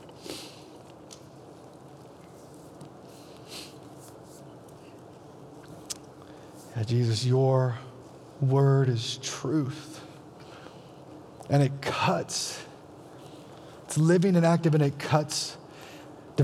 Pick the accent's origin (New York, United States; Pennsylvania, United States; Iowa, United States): Iowa, United States; I'm from Iowa, and we're all Christians from birth